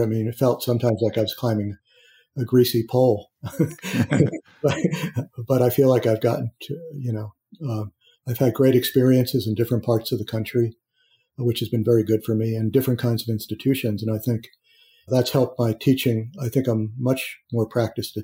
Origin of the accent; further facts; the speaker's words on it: Philadelphia, Pennsylvania, United States; moved away as an adult; also born or lived in Indiana / Boston; I grew up in Philadelphia